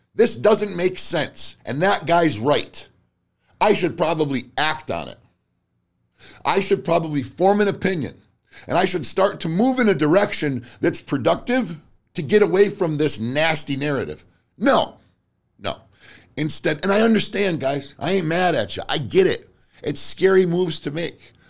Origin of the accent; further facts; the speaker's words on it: United States; I am an American